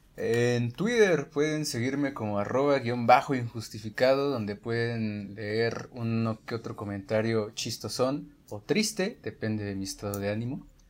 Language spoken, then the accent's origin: Spanish; Guanajuato, Mexico; moved away as an adult; now in Mexico City, Mexico; soy, de Guanajuato. Estos últimos cinco años, pues he estado viviendo en la ciudad